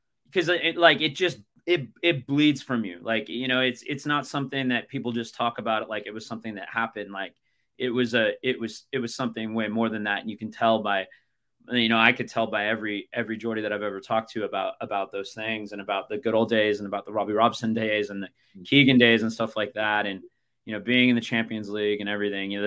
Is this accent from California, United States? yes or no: yes; Los Angeles, California, United States; also born or lived in Newcastle upon Tyne; now in San Diego, United States; growing up in the Los Angeles area